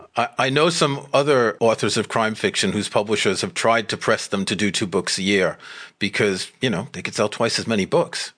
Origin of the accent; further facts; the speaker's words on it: New York, United States; moved away as an adult; also born or lived in France; now in United Kingdom; I grew up in New York and I went to rock concerts at Madison Square Garden